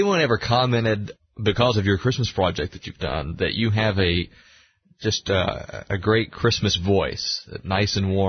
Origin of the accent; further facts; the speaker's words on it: Georgia, United States; moved away; I grew up in Georgia.